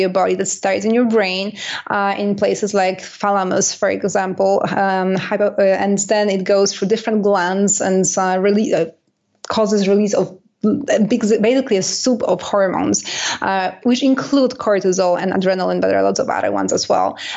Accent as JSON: {"language": "English", "country": "Canada", "said": "I'm Canadian"}